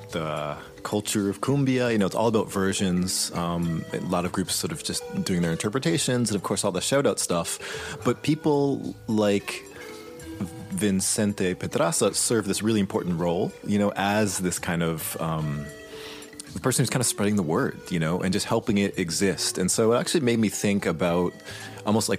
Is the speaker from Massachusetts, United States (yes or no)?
yes; Boston, Massachusetts, United States; growing up in Boston